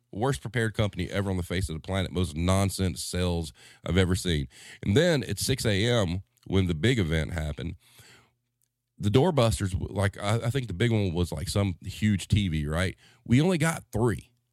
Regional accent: the South, United States; as a Southerner

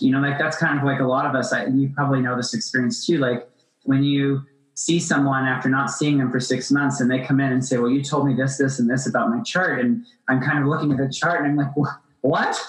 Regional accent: Appalachia, United States; I grew up in Appalachia

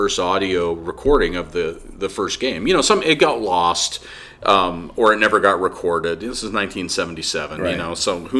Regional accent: Gig Harbor, Washington, United States; also born or lived in San Diego; we're both from the Northwest. I grew up in Gig Harbor outside Tacoma. My wife is from Clackamas.

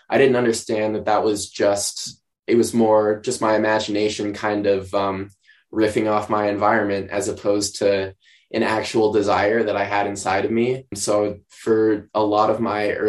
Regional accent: outside Steamboat Springs, Colorado, United States; I grew up not outside of Steamboat Springs, Colorado, as a matter of fact, which is even more rural.

